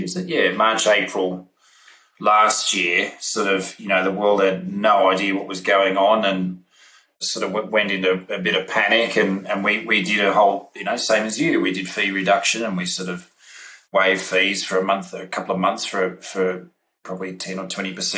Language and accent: English; Australia; being Australian